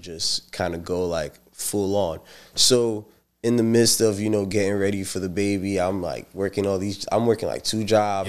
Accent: St. Lucia; now in United States; I'm from Saint Lucia

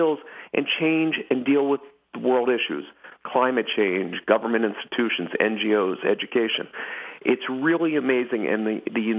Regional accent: Philadelphia, Pennsylvania, United States; I grew up in Philadelphia

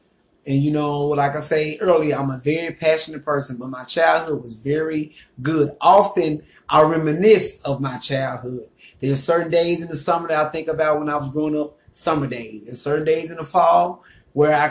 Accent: Lake Village, Arkansas, United States; I was born and raised in Lake Village, Arkansas, Chico County, proud Arkansas

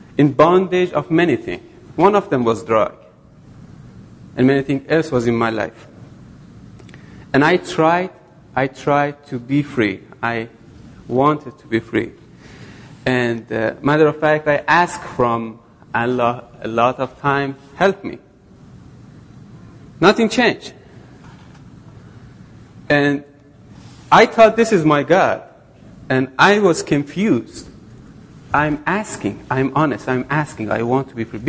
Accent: Iran; moved away as an adult; Originally, I'm from Iran

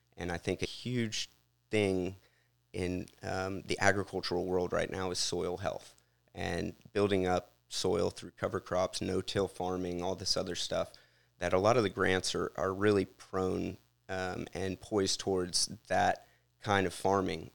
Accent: Houston, Texas, United States; moved away as an adult; also born or lived in Louisiana; now in Bucks County, United States; I'm from Texas, but, uh, as my last name implies, I'm Cajun as well

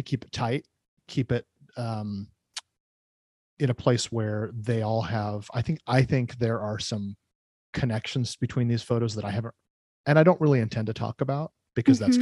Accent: Oregon, United States; also born or lived in California; I'm pretty much a lifelong Oregon resident. I was born in California, but we moved up here before I was even one.

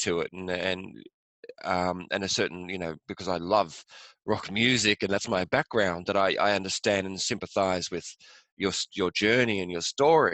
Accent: England, United Kingdom; moved away; also born or lived in west coast of Ireland; I grew up in England, went to school there

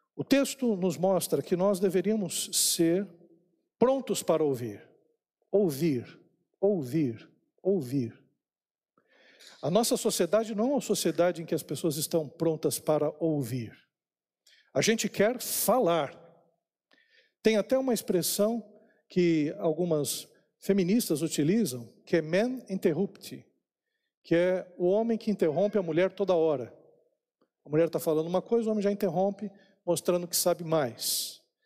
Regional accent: São Paulo, Brazil; eu nasci eh, lá em São Paulo, na maternidade lá na Praça da Árvore.

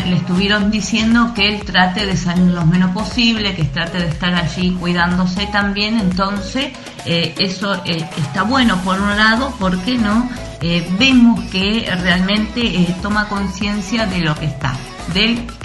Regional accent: Argentina; cómo se extraña nuestra nación y a mí digan lo que me digan, eh, no hay como mi Argentina, realmente es algo maravilloso. Yo estuve un tiempo viviendo fuera del país junto con mi familia

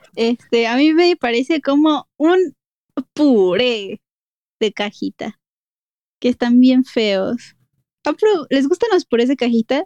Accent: Mexico City, Mexico; accent: chilango; escucharnos hablar me da mucha risa, así de chilangos

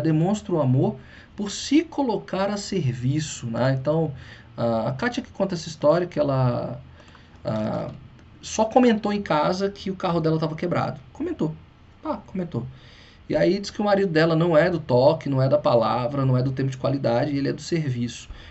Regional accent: Brazil; first language Portuguese; para nós brasileiros é a língua mãe

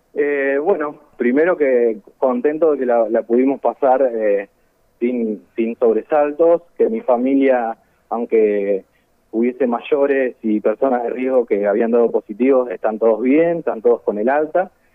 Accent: San Lorenzo, Santa Fe, Argentina; soy de San Lorenzo

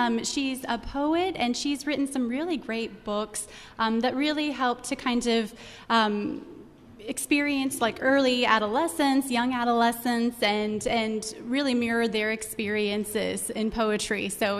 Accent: Terre Haute, Indiana, United States; I joined this great community. I'm previously from Terre Haute, Indiana.

